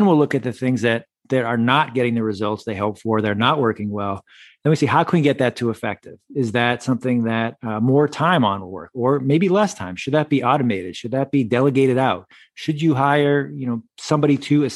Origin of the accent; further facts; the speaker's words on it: Massachusetts, United States; also born or lived in Syracuse, New York; I grew up in Massachusetts, so I've spent a lot of my life here in New England.